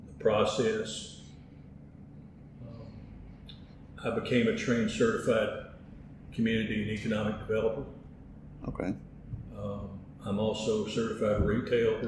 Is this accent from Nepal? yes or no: no; West Tennessee, United States; also born or lived in Kenton, Tennessee; born and raised in West Tennessee